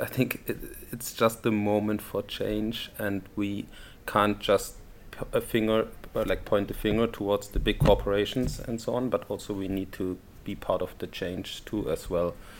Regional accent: Germany; moved away as an adult; now in Paris, France; I'm from Germany.

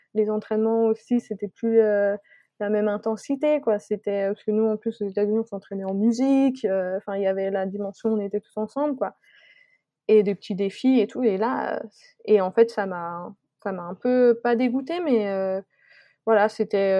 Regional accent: Savoy, Auvergne-Rhône-Alpes, France; moved away as an adult; also born or lived in Abilene, Texas; je suis savoyarde et j'ai besoin de, de montagnes.

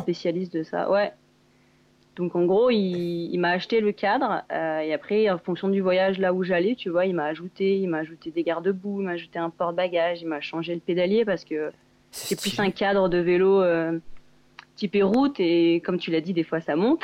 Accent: Grenoble, Auvergne-Rhône-Alpes, France; also born or lived in Bourg-Saint-Maurice; je viens de Grenoble à la base, dans les Alpes

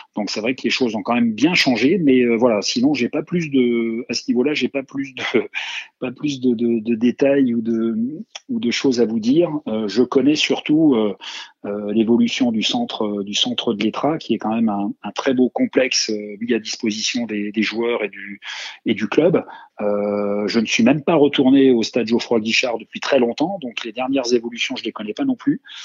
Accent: Hayange, Grand Est, France; moved away; also born or lived in Saint-Étienne; je suis né à Hayange, dans le bassin sidérurgique euh, mosellan

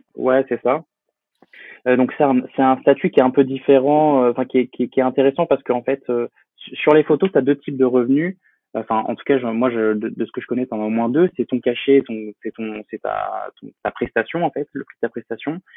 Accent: Poitiers, Nouvelle-Aquitaine, France; je suis originaire de Poitiers, dans la Vienne. J'ai euh, j'ai grandi donc là-bas

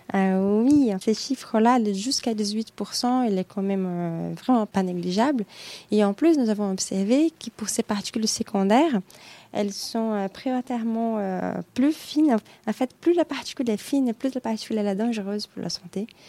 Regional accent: Brazil; French is a second language; moved away as an adult; also born or lived in Nancy, France / Germany; now in Paris, France; je suis brésilienne

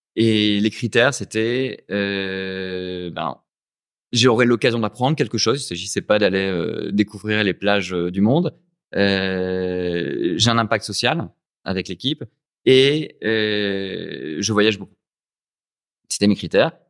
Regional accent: Lens, Hauts-de-France, France; moved away as an adult; also born or lived in Lille / Paris; now in Ho Chi Minh City, Vietnam; Je suis né à Lens, euh, dans le Pas-de-Calais

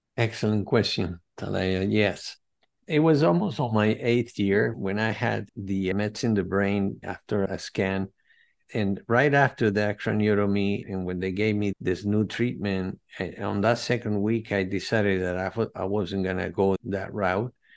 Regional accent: Venezuela; now in United States; I'm from Venezuela, from Greek parents and Spaniards, Madrid, Spain, but they migrated to Venezuela after World War Two

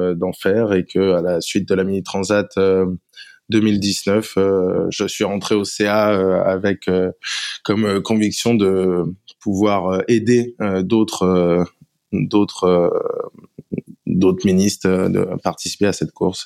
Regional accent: Paimpol, Brittany, France; je viens de Paimpol, en Bretagne Nord.

